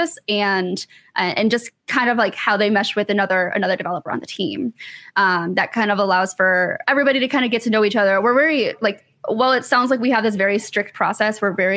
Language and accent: English; Michigan, United States; now in Atlanta, United States; I'm originally from Michigan. I live in Atlanta now